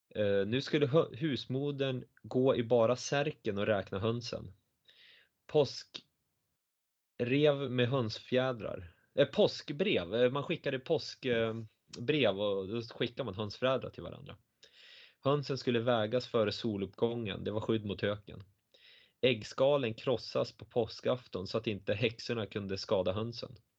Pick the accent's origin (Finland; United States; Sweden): Sweden; Östersund, Jämtland; tre kilometer från där jag växte upp